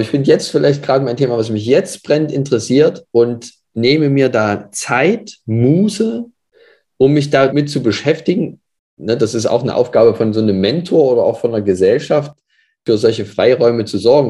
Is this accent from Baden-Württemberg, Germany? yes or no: no; Leipzig, Saxony, Germany; Ich komme aus Leipzig, wohne jetzt auch wieder in Leipzig